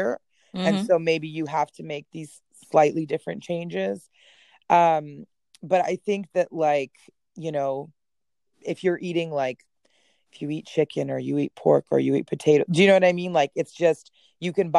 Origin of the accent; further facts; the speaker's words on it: Edmonton, Alberta, Canada; also born or lived in Gdańsk, Poland / Austria; where I grew up in Canada, which was in Edmonton